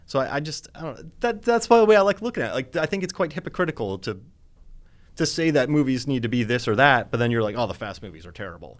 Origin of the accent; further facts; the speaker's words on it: Florida, United States; I grew up in Florida